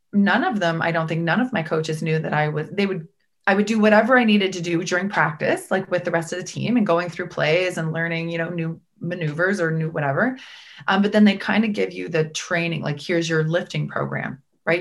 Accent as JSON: {"language": "English", "region": "Prince Edward Island", "country": "Canada", "tie": "born or raised there", "said": "I grew up in Prince Edward Island"}